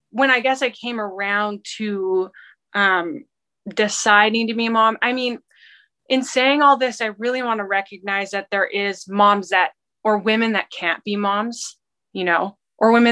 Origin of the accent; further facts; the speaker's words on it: Canada; born there; also born or lived in Washington State / England; So I was born in Canada, and we lived in um, Washington State for a couple years, and then we moved to England for a couple years